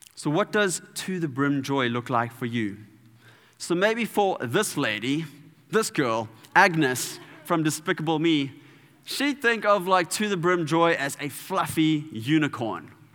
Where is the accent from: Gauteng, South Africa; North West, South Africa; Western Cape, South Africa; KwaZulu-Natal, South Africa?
KwaZulu-Natal, South Africa; Durban; I'm from Durban